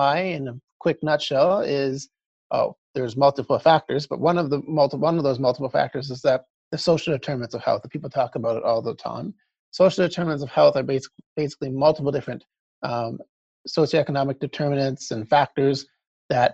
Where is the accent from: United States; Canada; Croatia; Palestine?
Canada; Calgary, Alberta; moved away as an adult; also born or lived in Vancouver, Canada / Edmonton, Canada; now in Halifax, Canada; born and raised in Calgary